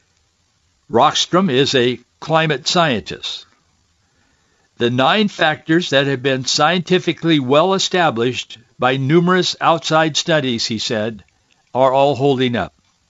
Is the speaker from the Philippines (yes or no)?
no; the Northwest, Pacific Northwest, United States; I grew up here in the Northwest